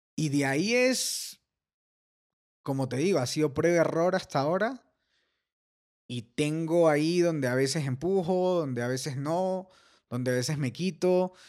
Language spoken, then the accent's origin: Spanish; Ecuador; somos ecuatorianos